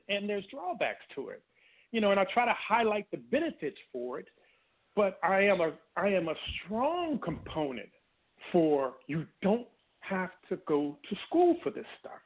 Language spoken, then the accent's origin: English; Washington, District of Columbia, United States; also born or lived in Oklahoma City, Oklahoma; I was born in Oklahoma City. Whoa. However, I grew up in Washington D.C. and Maryland area